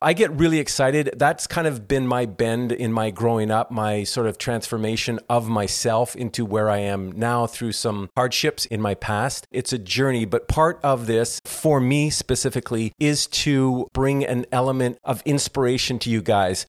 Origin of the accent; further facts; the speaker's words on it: Toronto, Ontario, Canada; now in Southern California, United States; I'm originally from Toronto, Canada, and I grew up in the comedy acting world of Toronto.